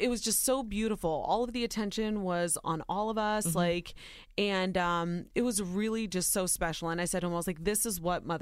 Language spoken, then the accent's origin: English; Ohio, United States; Soy Nicaragüense, but I was born and raised in Ohio